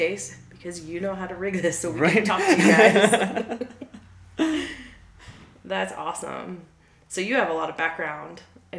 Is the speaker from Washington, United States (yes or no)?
no; Chicago, Illinois, United States; So from about 14 on, I grew up in Chicago.